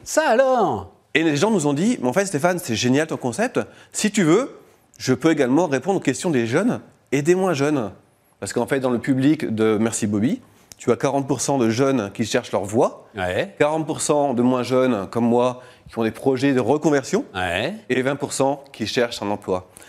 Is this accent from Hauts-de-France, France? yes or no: yes; Lille, Hauts-de-France, France; J'habite à côté de la Belgique, je viens de Lille.